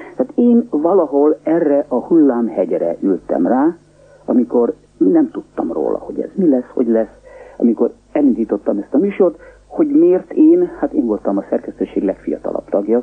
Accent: Budapest, Hungary; moved away as an adult; also born or lived in Paris, France; now in Munich, Germany; én Budapesten nevelkedtem

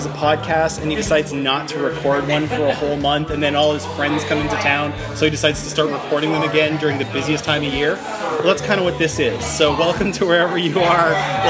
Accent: Toronto, Ontario, Canada; in my hometown of Toronto, Canada.

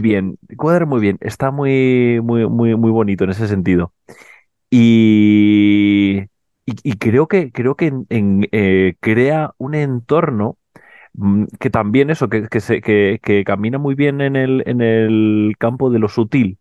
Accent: Canary Islands, Spain; yo que además vengo de Canarias

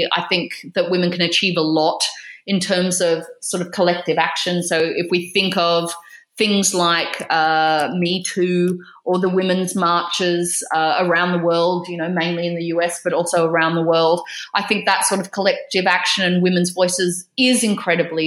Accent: Australia; moved away as an adult; now in United Kingdom; as an Australian living in the UK

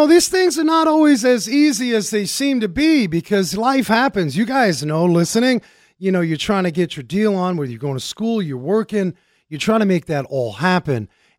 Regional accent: Germany; born there; Well, you know I was born in Germany, so I'm very intimate Deutschlander Frankfurters.

